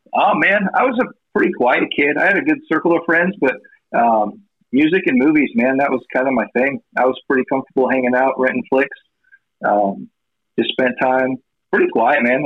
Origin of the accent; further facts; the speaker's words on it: Red Oak, Iowa, United States; also born or lived in Atlantic, Iowa / Elliott, Iowa / Cedar Falls, Iowa; I'm from Southwest Iowa. Um, I was born in Atlantic, actually, and then uh, grew up in Elliott. Yeah, rural Elliott area, and then moved to Red Oak.